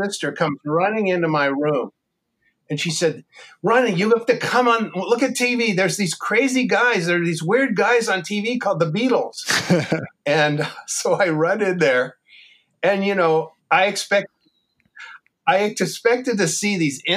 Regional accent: San Francisco Bay Area, California, United States; now in Pasadena, United States; I grew up in the San Francisco Bay Area

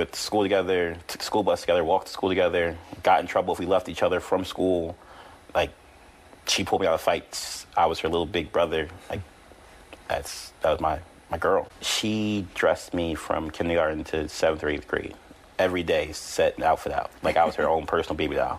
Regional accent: Philadelphia, Pennsylvania, United States; we're from West Philly.

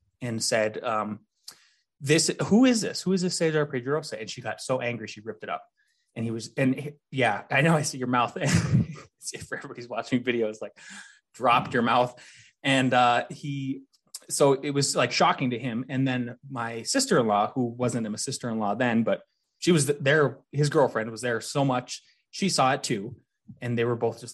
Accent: North Dakota, United States; now in Colorado, United States; growing up in North Dakota

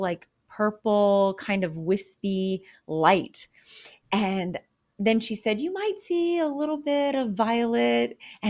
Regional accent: the South, United States; I was raised in the Bible

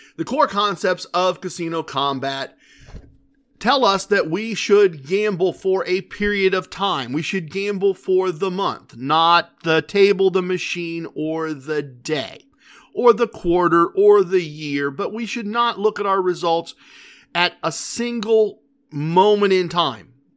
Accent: Ohio, United States; We're from Ohio.

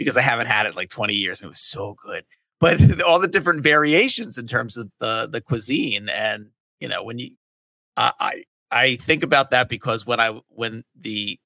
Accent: Delaware County, Pennsylvania, United States; I grew up in Delaware County, Pennsylvania, the southeastern corner. It's a suburb of Philly.

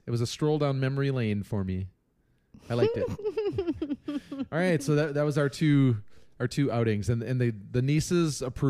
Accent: Chicago, Illinois, United States; accent: Chicago; Drag it through the garden, you jag off. That's my Chicago lame accent.

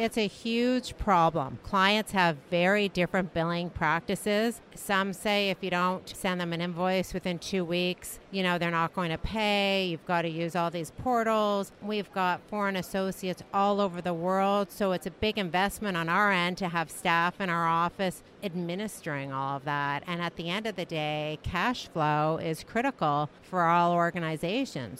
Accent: Canada; I'm from Canada

